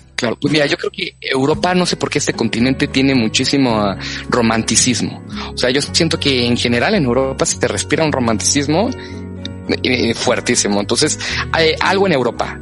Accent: Mexico; nosotros como mexicanos

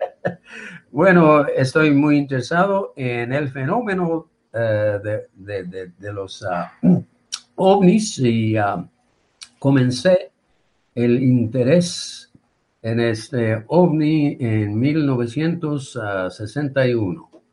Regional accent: Yokohama, Kanagawa, Japan; Spanish is a second language; moved away as an adult; also born or lived in Albuquerque, New Mexico; now in New Mexico, United States; nací y creí, crecí en Yokohama

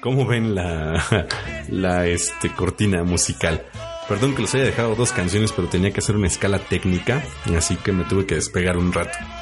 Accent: Mexico; como buenos mexicanos

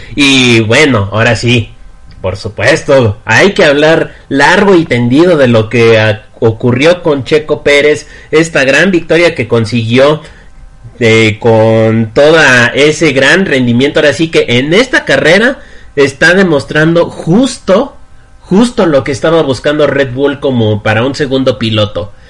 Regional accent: Mexico; como yo, bueno, como varios mexicanos

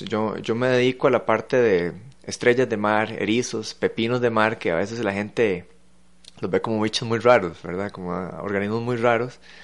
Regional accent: San José, Costa Rica; como josefinos, que vivir en una capital, alejado de la costa

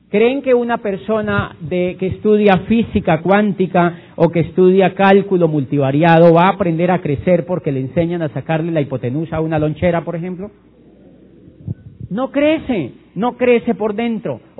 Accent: Neiva, Huila, Colombia; yo cuando yo soy de Neiva y cuando yo tenía la edad de entrar a la universidad vi en una revista Diners que decía yo quería estudiar derecho

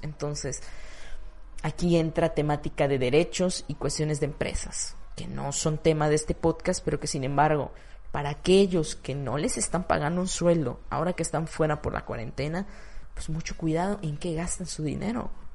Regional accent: Mexico; En mi ciudad, en mi país

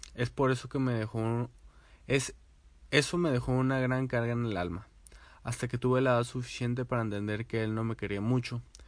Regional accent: García, Nuevo León, Mexico; now in Monterrey, Mexico; soy de García, pero mayormente vivo en Monterrey

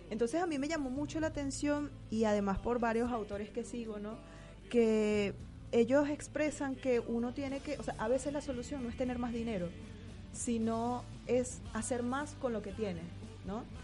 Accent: Barquisimeto, Lara, Venezuela; moved away as an adult; De Barquisimeto.

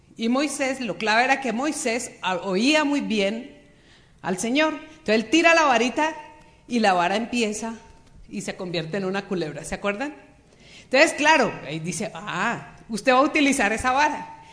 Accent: Bogotá, Colombia; moved away as an adult; now in Cali, Colombia; Yo soy bogotana, nacida en Bogotá.

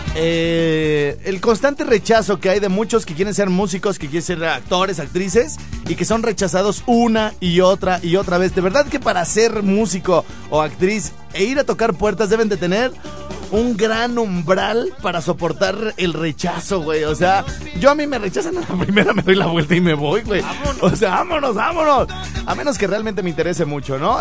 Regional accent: Mexico

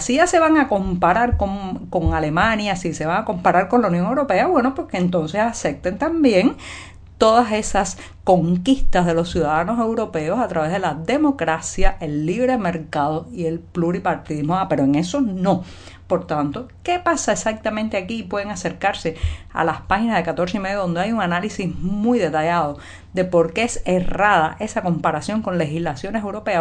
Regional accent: Cuba; cubana, periodista, ciudadana

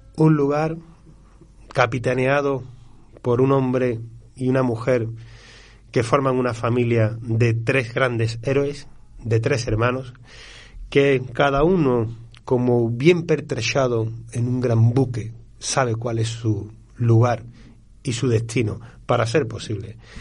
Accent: Andalusia, Spain; como sevillano

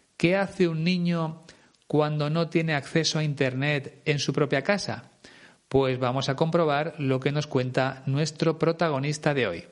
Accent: Spain

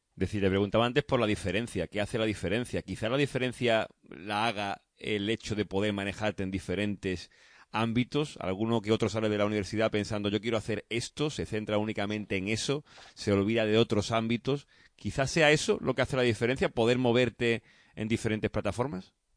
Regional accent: Huelva, Andalusia, Spain; Yo es que soy de Huelva

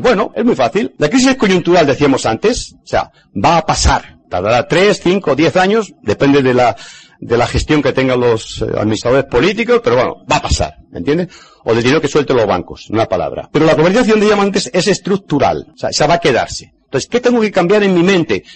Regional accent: Spain; en mi país España

